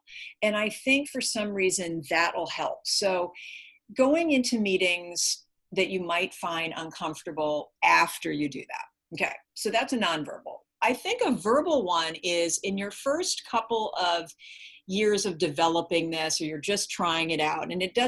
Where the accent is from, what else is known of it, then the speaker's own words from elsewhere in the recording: California, United States; And I'm from California